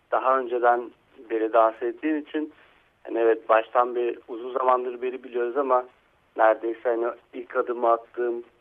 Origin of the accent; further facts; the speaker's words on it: Istanbul, Turkey; E, İstanbul'da. İstanbul'da.